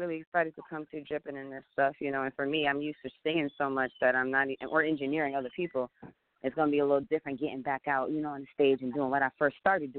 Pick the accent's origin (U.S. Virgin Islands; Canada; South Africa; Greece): U.S. Virgin Islands; now in Los Angeles, United States; I'm from the Virgin Islands, so, like, I came out here to pursue my music career